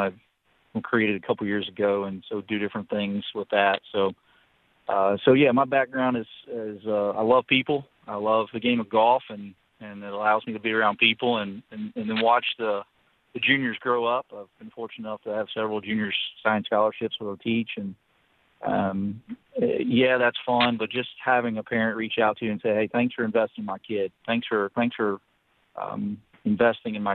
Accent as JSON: {"language": "English", "town": "Chipley", "region": "Florida", "country": "United States", "tie": "born or raised there", "lives_now": "Pensacola, United States", "said": "I grew up in Chipley, Florida"}